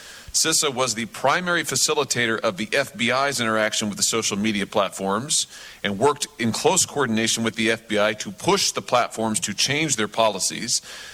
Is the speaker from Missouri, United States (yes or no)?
yes; Missouri, United States; my home state of Missouri.